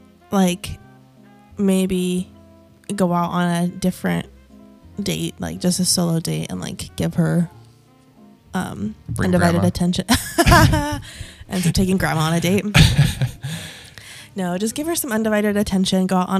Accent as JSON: {"language": "English", "region": "Maramureș County", "country": "Romania", "moved": "yes", "said": "Now, I'm originally from Romania, from a region called Maramures."}